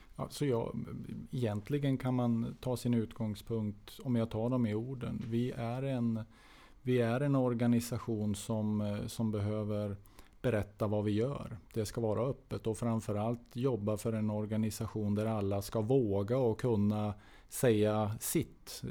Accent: Norrland, Sweden; moved away; jag är norrlänning. Jag, jag kommer ifrån en annan del av landet

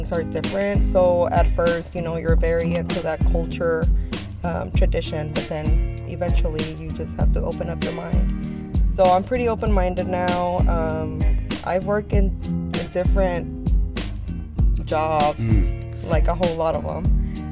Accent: Oakland, California, United States; I'm from East Oakland, specifically Seminary. I was born and raised

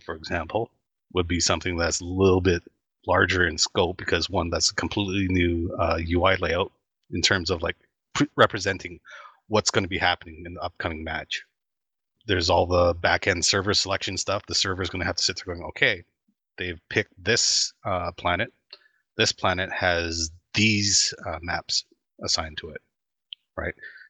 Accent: Canada; I'm Canadian

